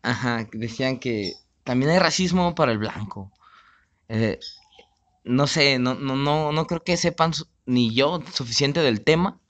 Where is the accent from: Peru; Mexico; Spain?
Mexico; como mexicano